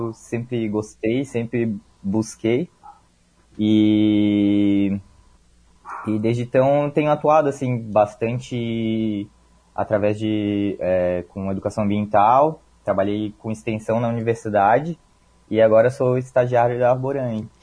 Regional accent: Florianópolis, Santa Catarina, Brazil; sou natural aqui de Florianópolis, então passei minha vida toda aqui nessa cidade

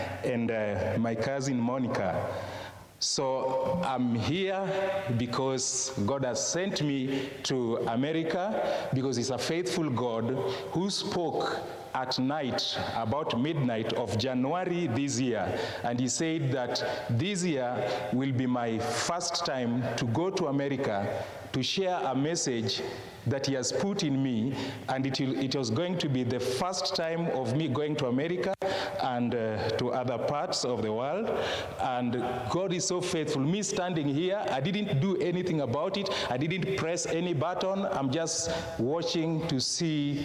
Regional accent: Kenya; first language Luo; English is a second language

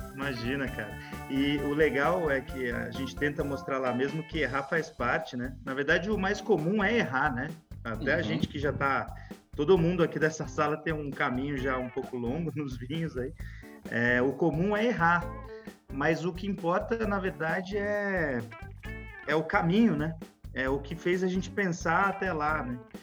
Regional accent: interior of São Paulo, Brazil; accent: caipira; caipira. é, sou aqui do interior de São Paulo

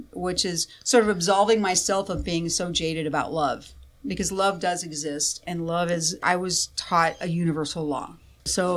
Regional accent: Tempe, Arizona, United States; moved away as an adult; also born or lived in Tucson, Arizona / Phoenix, Arizona; now in Kansas, United States; I grew up in Tempe

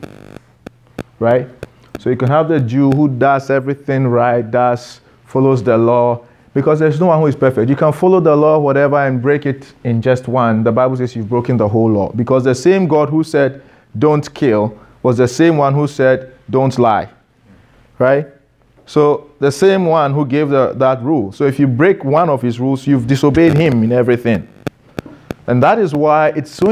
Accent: Ghana; I am Ghanaian. You can't remove my Ghanaianness from me

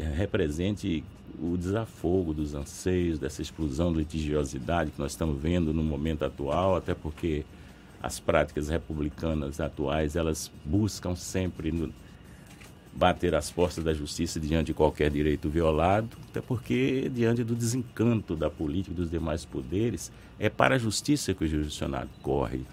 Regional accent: Bahia, Brazil; sou interiorano, conheço a realidade interiorana

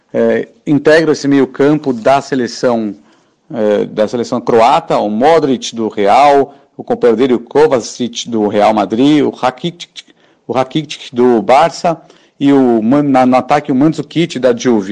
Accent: Brazil; a gente é brasileiro

